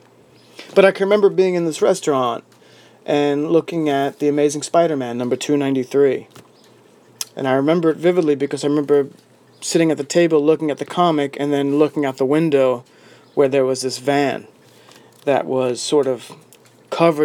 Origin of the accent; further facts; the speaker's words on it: New York City, New York, United States; being a New Yorker and working in New York City every day